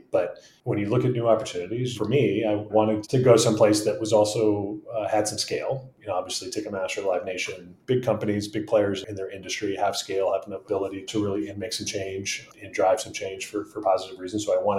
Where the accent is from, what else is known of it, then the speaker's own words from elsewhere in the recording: Midwest, United States; I'm a Midwesterner. Chicago's the big town that we aspired to be a part of when we were growing up